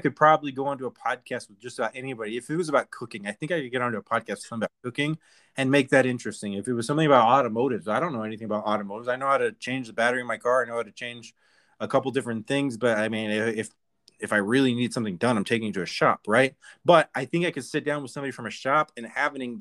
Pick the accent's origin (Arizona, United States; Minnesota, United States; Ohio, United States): Arizona, United States; I'm from Arizona too